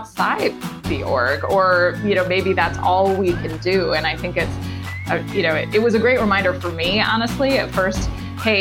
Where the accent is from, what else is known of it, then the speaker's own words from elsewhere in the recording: Washington, District of Columbia, United States; moved away as an adult; also born or lived in Boston / Atlanta; I grew up in Washington, D.C.